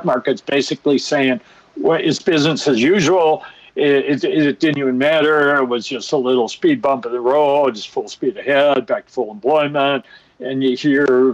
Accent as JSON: {"language": "English", "region": "Minnesota", "country": "United States", "accent": "Minnesota", "said": "my Minnesota accent"}